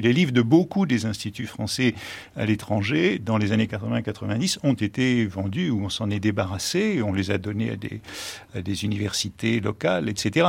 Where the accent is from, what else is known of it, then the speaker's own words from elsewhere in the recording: United States; moved away; Quand j'étais enfant aux États-Unis